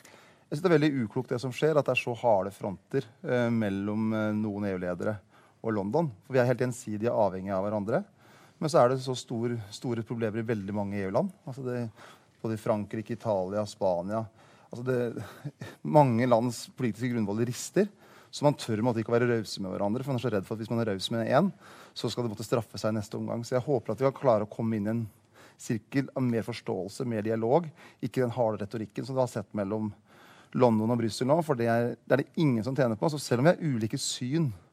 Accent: Hamar, Innlandet, Norway; min hjemby

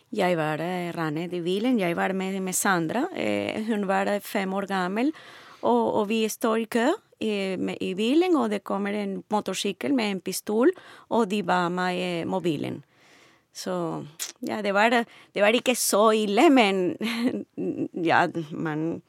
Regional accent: Venezuela; Norwegian is a second language; moved away as an adult; now in Norway; Jeg kommer fra Venezuela.

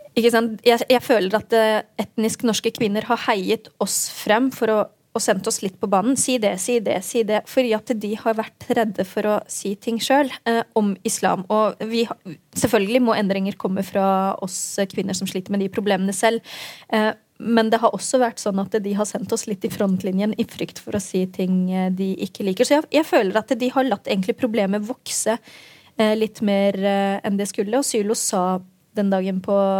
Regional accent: Oslo, Norway; da jeg vokste opp ehm, på Grønland i Oslo

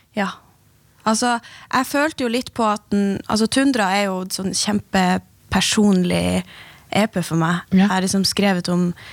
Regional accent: Finnmark, Norway; som finnmarkinger

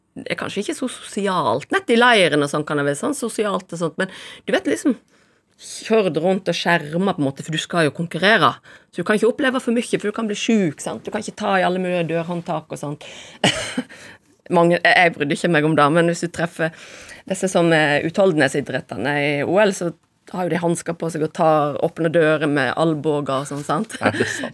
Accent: Voss, Vestland, Norway; Jeg kommer fra Voss

